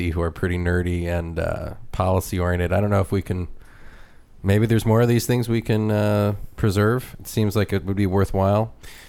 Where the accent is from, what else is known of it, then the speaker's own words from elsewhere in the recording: California, United States; moved away as an adult; also born or lived in Washington, D.C. / New Hampshire; now in Texas, United States; I'm from California. And then I lived in Washington, D.C. and New Hampshire and back to California. And then I came to Texas